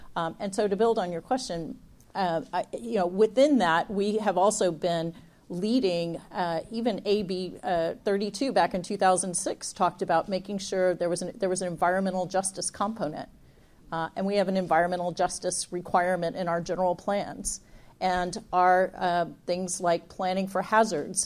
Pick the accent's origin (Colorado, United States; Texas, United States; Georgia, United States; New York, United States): Texas, United States; now in California, United States; We're both from Texas originally